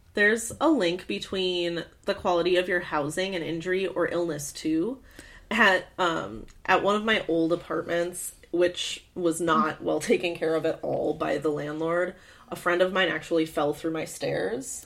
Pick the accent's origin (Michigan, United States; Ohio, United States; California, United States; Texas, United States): Michigan, United States; I grew up in Michigan